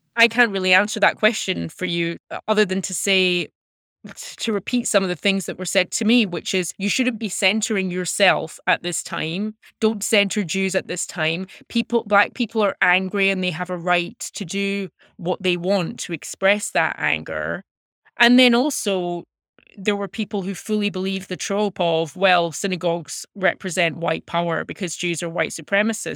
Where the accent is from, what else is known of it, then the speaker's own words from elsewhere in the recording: Glasgow, Scotland, United Kingdom; moved away as an adult; now in United States; I was born and raised in Glasgow